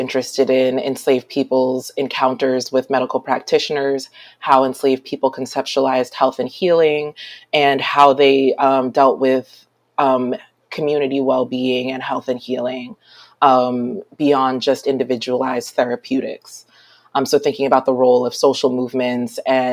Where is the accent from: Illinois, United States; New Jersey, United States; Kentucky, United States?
New Jersey, United States; South Orange; also born or lived in Brooklyn, New York; raised mostly in northern New Jersey. I'm in a small town called South Orange